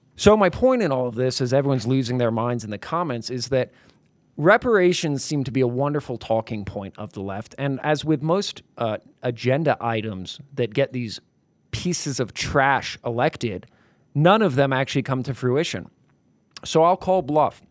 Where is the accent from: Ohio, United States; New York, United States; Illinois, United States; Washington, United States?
New York, United States; also born or lived in Brooklyn; I'm from New York. I spent many years in Brooklyn